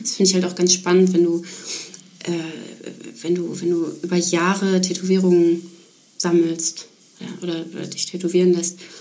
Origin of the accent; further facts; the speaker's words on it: Ruhr area, North Rhine-Westphalia, Germany; moved away; Ich komme aus dem Ruhrgebiet